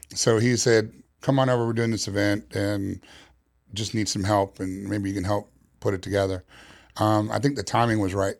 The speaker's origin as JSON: {"language": "English", "town": "New York City", "region": "New York", "country": "United States", "moved": "yes", "said": "Originally, I'm from New York City"}